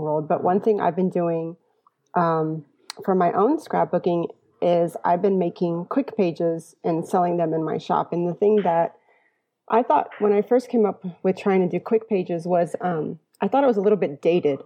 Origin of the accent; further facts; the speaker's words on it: Sugar Land, Texas, United States; now in San Antonio, United States; I lived in Sugar Land when I was smaller. My mother's family's from Houston